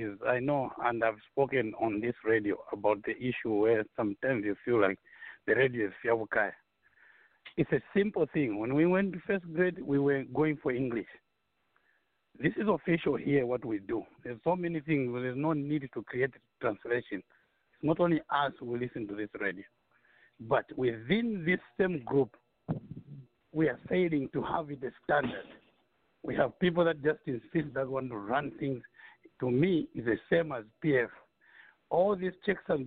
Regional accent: Lusaka, Lusaka Province, Zambia; When I grew up in Lusaka, we were talking Nyanja

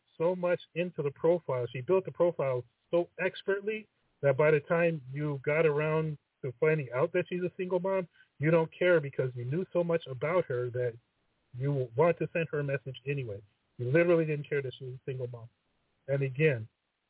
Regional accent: United States; I'm American

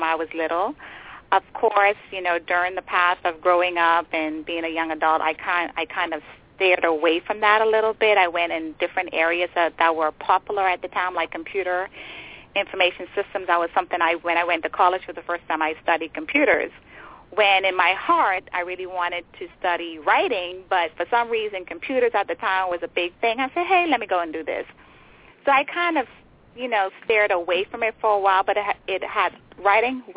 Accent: Nassau, New Providence, Bahamas; moved away as an adult; now in Maryland, United States; I was born and raised in the Bahamas. That's my home

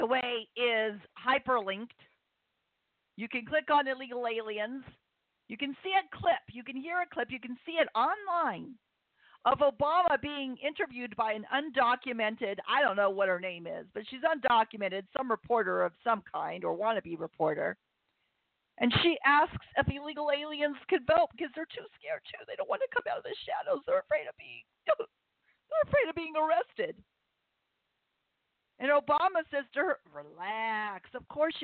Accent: United States; I've enjoyed being an American my entire life

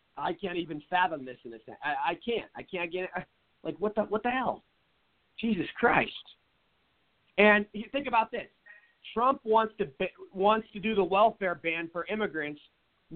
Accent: Seattle, Washington, United States; now in Phoenix, United States; I live in Phoenix now. Everybody knows that. But I'm from Seattle

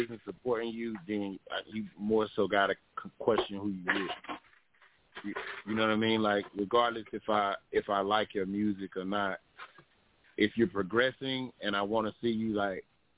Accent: Athens, Georgia, United States; moved away as an adult; also born or lived in Texas (Killeen); now in Augusta, United States; I'm originally from Athens, Georgia.

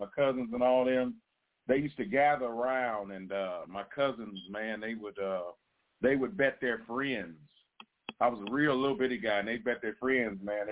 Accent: Cincinnati, Ohio, United States; moved away as an adult; I started out as the youngest disc jockey in my hometown, Cincinnati, Ohio

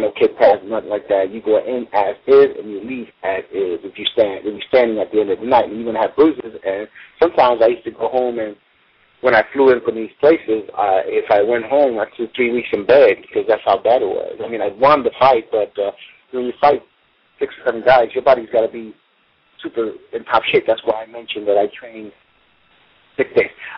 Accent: New York City, New York, United States; I was a poor guy growing up in Brooklyn

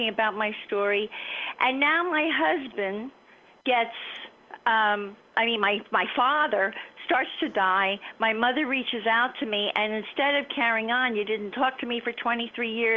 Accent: Miami, Florida, United States; I grew up in Miami.

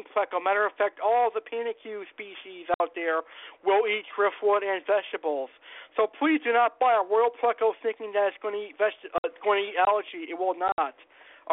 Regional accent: Boston area, Massachusetts, United States; it's in my hometown

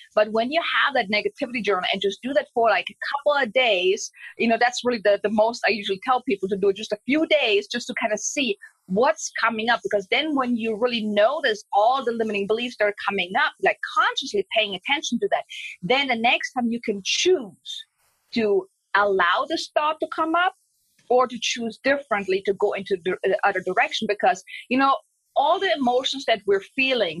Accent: Germany; I'm from Germany.

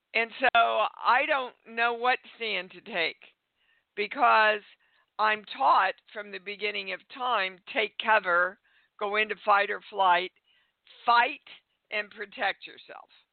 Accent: Kansas, United States; I was raised in Kansas

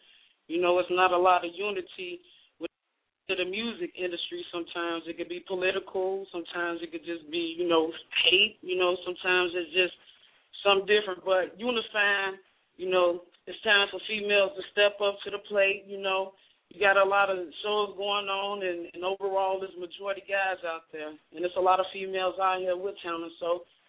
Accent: Chicago, Illinois, United States; I'm from Chicago, Illinois, Southside. Well, I'm from everywhere.

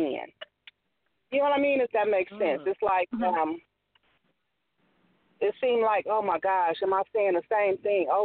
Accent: Illinois, United States; now in Bay Area, United States; I made it out of the Midwest from my hometown. I tapped into Chicago, Peoria, and Carbondale, Illinois

